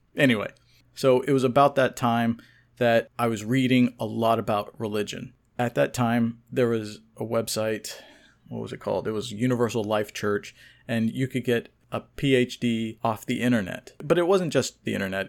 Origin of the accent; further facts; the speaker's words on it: Oklahoma, United States; I was born in Oklahoma to Iranian immigrants